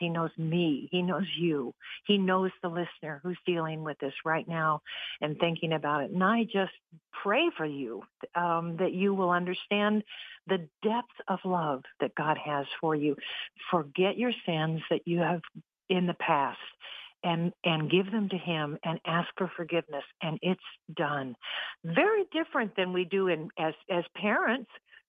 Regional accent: California, United States; now in Ohio, United States; We moved from California, where I knew everything. I knew all the freeways. I was comfortable. I had all my friends from high school and college.

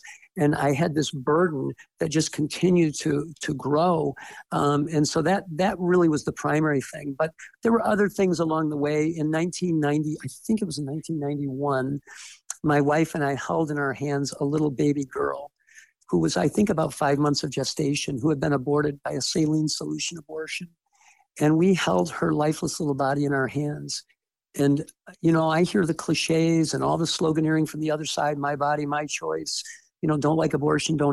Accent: Detroit, Michigan, United States; moved away as an adult; also born or lived in Fort Wayne, Indiana; now in Ohio, United States; I grew up in the Detroit area.

